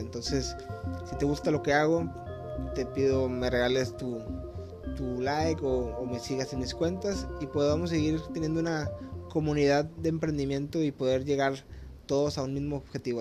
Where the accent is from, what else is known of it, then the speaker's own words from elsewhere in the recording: Monterrey, Nuevo León, Mexico; now in Cancún, Mexico; Ahorita yo me encuentro en Cancún, yo soy de Monterrey